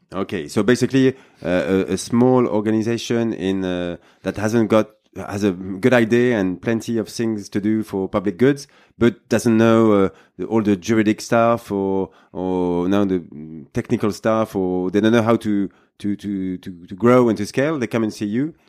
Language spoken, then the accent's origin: English; France; English is a second language; we are both French